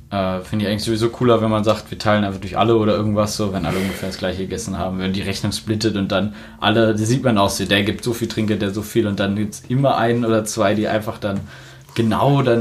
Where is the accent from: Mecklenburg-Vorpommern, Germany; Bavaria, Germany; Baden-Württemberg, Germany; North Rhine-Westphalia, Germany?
North Rhine-Westphalia, Germany; Münster; Wir sind doch auch in Münster. Äh, zum Glück komme ich aus der Gegend und du nicht.